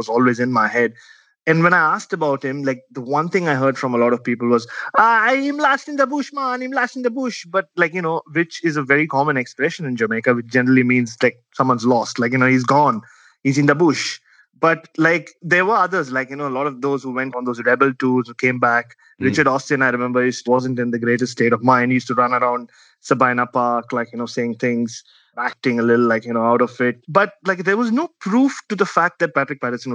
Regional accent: Mumbai, Maharashtra, India; now in Australia; a young Indian, like growing up in Bombay

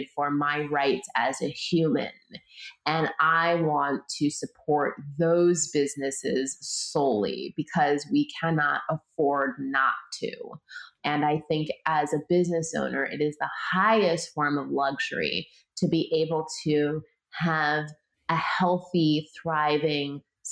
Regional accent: Canada; moved away as an adult; now in United States; I was born and raised in Canada

